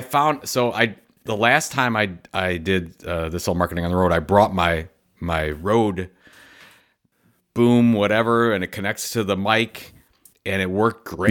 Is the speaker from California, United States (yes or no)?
no; Cleveland, Ohio, United States; my hometown of Cleveland, Ohio.